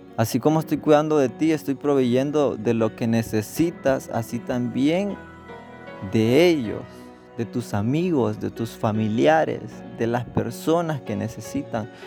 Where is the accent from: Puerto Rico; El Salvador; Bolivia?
El Salvador; accent: Salvadoran; moved away; hablando en, nuestro acento salvadoreño